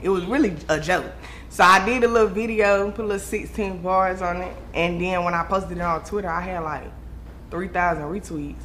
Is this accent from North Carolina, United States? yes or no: yes; Raleigh, North Carolina, United States; I'm from Raleigh, North Carolina